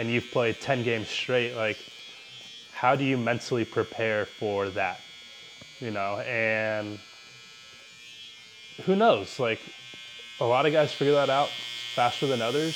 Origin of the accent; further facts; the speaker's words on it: San Diego, California, United States; born and raised in San Diego, like beautiful, great city